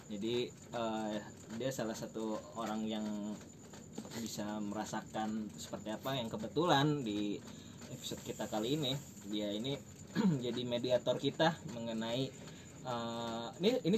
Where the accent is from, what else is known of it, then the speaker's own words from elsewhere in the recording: East Jakarta, Jakarta, Indonesia; kita kebetulan orang Jakarta Timur nih